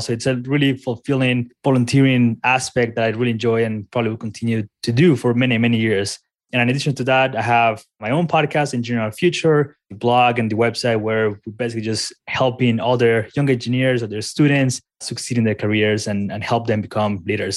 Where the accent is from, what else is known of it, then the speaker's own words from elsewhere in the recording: Colombia; moved away as an adult; now in Colorado, United States; I'm originally from Colombia, moved here to the United States a few years ago to college.